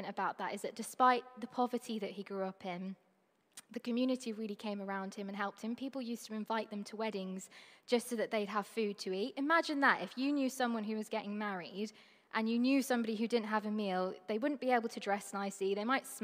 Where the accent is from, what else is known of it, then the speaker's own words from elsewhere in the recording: Trinidad & Tobago; I'm from Trinidad and Tobago, which is a really small Caribbean island. It's the most southern of them all. That's where I call home.